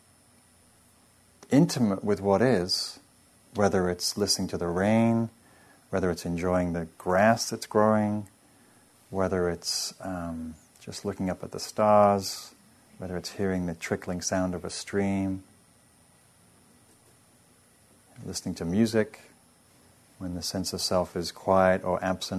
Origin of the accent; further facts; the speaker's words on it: England, United Kingdom; moved away; I'm English